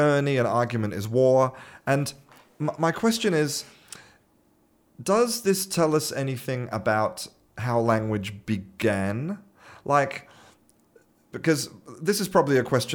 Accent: Australia; now in Spain; I'm an Australian living in Spain

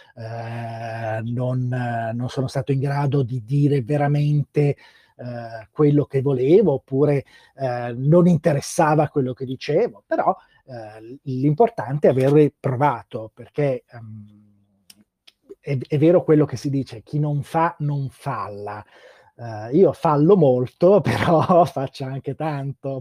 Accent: Bergamo, Lombardy, Italy; essendo io bergamasco

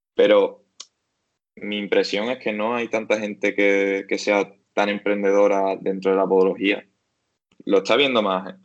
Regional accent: Algeciras, Andalusia, Spain; also born or lived in Seville; en mi casa de Algeciras, yo soy de Algeciras.

